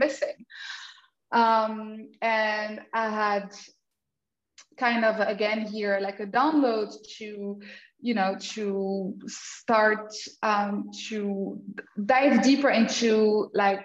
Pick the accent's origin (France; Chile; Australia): France; moved away as an adult; also born or lived in Germany; now in Portugal; I was born in France and with an Austrian father. So I grew up in multicultural background